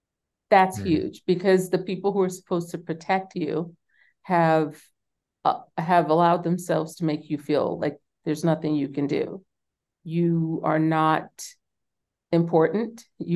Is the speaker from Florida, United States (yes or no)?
no; New York City, New York, United States; because they were from the South and I was born and raised in New York City.